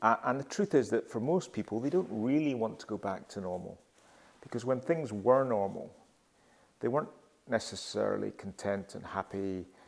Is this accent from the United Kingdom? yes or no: yes; Glasgow, Scotland, United Kingdom; moved away; I'm currently in Glasgow, which is my hometown, and I return to Glasgow fairly frequently.